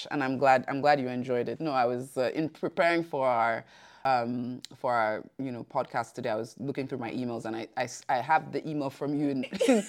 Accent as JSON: {"language": "English", "region": "Lagos", "country": "Nigeria", "moved": "as an adult", "lives_now": "Brussels, Belgium", "said": "I moved from Lagos to Brussels, I think eight years ago. And one of the things, you know, that became very apparent to me, you know, coming from Lagos was"}